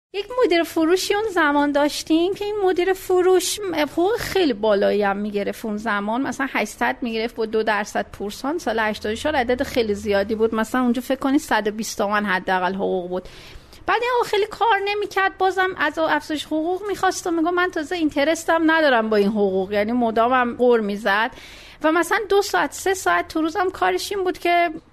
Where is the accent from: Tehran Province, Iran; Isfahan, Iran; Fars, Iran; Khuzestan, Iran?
Isfahan, Iran; Meymeh; به دنیا اومدم پدرم نیرو هوایی بودن اصفهان و تا 9 سالگی اصفهان بودیم